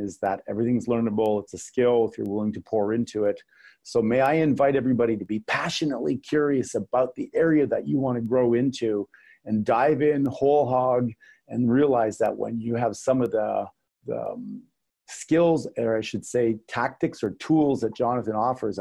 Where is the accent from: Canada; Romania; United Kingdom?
Canada; I'm Canadian